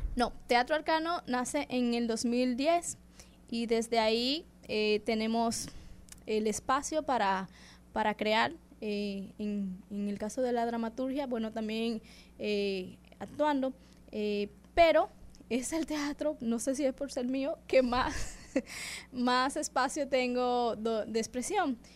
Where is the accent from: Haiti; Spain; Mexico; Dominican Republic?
Dominican Republic; soy dominicana